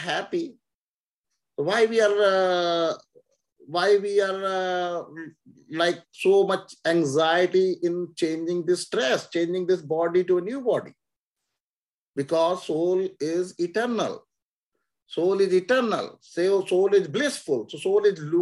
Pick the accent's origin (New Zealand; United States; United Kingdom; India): India; moved away; we lived in India, we born in India, so we think India is our country.